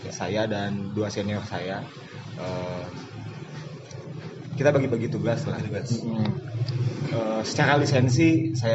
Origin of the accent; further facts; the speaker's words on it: Bandung, West Java, Indonesia; now in Jakarta, Indonesia; Saya dari Bandung uh, lahir 9 November 1990 uh, eh, itu aja kali ya nggak ada yang asli Bandung berarti mas asli Bandung, asli Bandung. tumbuh besar di Bandung Bisa tapi stay di Jakarta